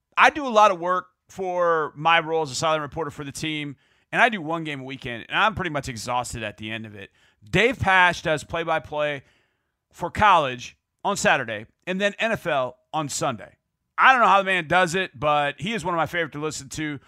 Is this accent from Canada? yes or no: no; Houston, Texas, United States; also born or lived in Wisconsin; I got to Houston and Texas as fast as I, as I could. And to me, I'm, I'm a Texan